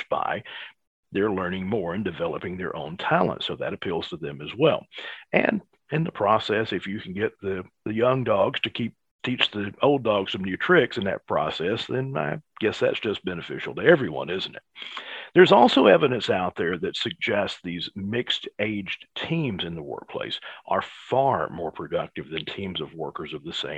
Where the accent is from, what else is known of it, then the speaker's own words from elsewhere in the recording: Alabama, United States; I'm from Alabama